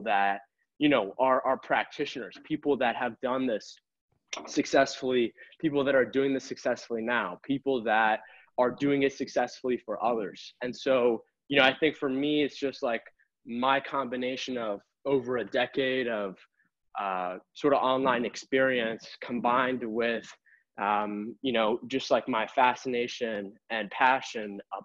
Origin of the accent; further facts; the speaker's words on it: Boston, Massachusetts, United States; I born and raised in Boston